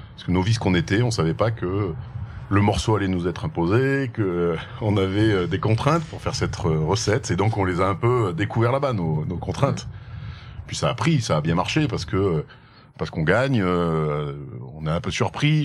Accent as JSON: {"language": "French", "area": "Haute-Loire", "region": "Auvergne-Rhône-Alpes", "country": "France", "tie": "born or raised there", "said": "je viens particulièrement de ce joli coin que tu as autour de toi, donc de la Haute-Loire. J'y suis attaché parce que j'y suis né"}